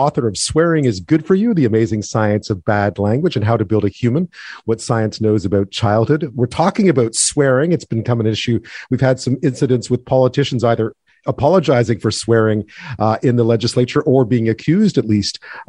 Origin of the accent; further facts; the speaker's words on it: Quebec, Canada; I grew up in Quebec, speaking English and French